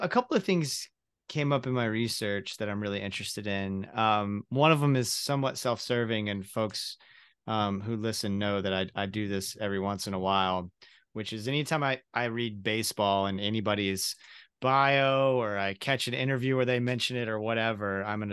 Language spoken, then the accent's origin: English; Central Florida, United States; moved away as an adult; my hometown, for example, is a mid-sized town in Central Florida, and I haven't lived there in a number of years.